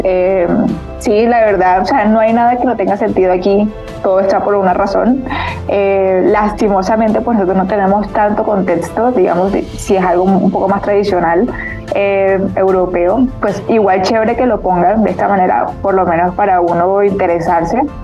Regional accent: Colombia; yo como pues colombiana

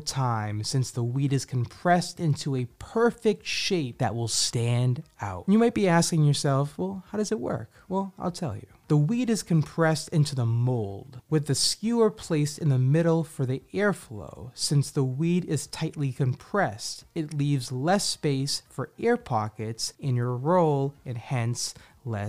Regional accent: Boston, Massachusetts, United States; I'm from Boston

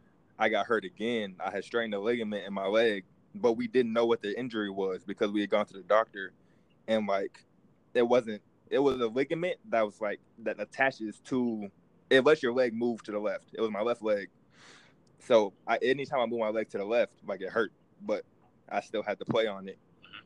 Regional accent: Tulsa, Oklahoma, United States; I'm used to Tulsa. You know, I grew up in Tulsa.

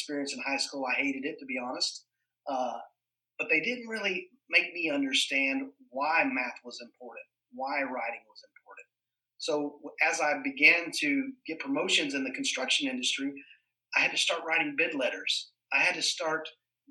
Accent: Polk County, Florida, United States; I grew up right here in Polk County. I'm a fifth generation Floridian, so right here native to Polk County.

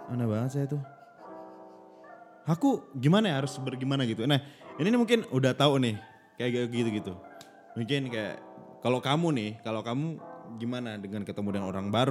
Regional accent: Yogyakarta, Special Region of Yogyakarta, Indonesia; aku asalnya dari Jogja asalnya aku dari gitu

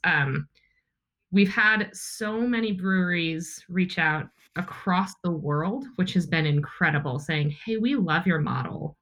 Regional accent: outside of Milwaukee, Wisconsin, United States; I grew up in outside of Milwaukee, Wisconsin

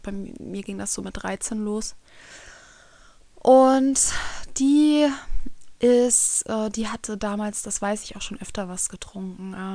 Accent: Kiel, Schleswig-Holstein, Germany; meinem Vater zwei Gaststätten äh, gehört haben in meiner Heimatstadt Kiel, wo ich aufgewachsen bin.

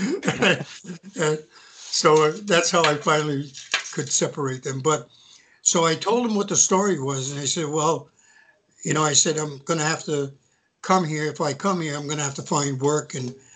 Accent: Connecticut, United States; moved away as an adult; I grew up in Connecticut on the East Coast

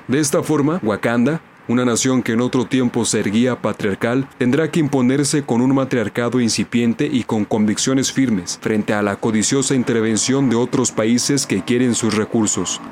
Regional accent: Mexico; como mexicano

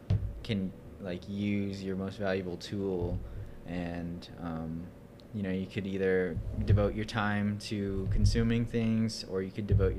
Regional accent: United States; It's weird being Native American

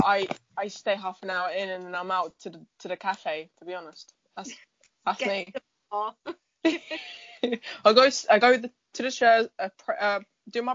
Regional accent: Portugal; moved away; I'm from Portugal

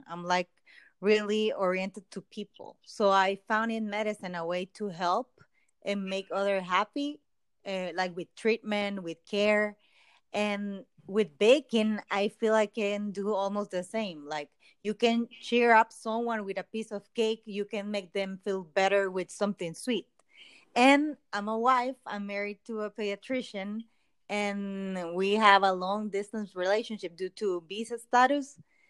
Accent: El Salvador; English is a second language; Well, I'm from El Salvador, and I'm a doctor, but right now I'm working as a baker.

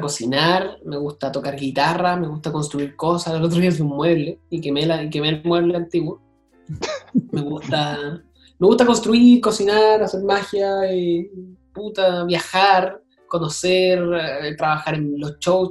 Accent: Viña del Mar, Valparaíso, Chile; soy de Viña y soy mago

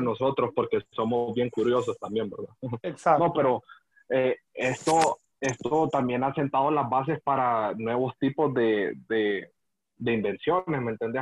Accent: Honduras; Nosotros como hondureños

